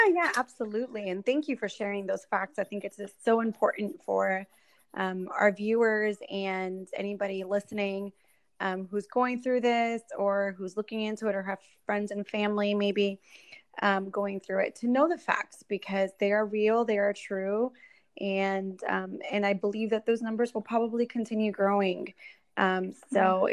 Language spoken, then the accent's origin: English; Orlando, Florida, United States; moved away as an adult; also born or lived in Puerto Rico; now in Miami, United States; I am originally from Puerto Rico uh, raised in uh, Orlando, Florida. That's kind of where I spent uh, my childhood and all the way up until college.